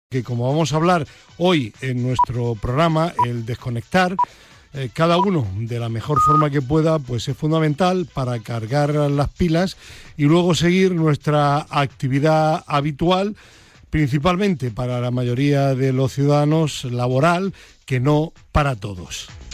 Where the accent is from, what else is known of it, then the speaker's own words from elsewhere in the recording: Granada, Andalusia, Spain; now in Madrid, Spain; yo 51% granadino porque mi familia es de Granada, vive en Granada, yo estuve allí 17 años y 49% madrileño